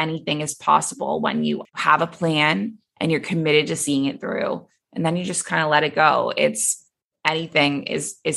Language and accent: English; Toronto, Ontario, Canada; moved away as an adult; also born or lived in Abu Dhabi; now in Bali, Indonesia; So I am originally Canadian. I was born and raised in Toronto